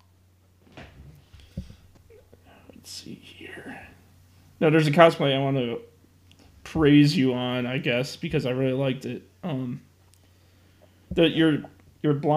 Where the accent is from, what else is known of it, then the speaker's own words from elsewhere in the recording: Chicago, Illinois, United States; I'm from Chicago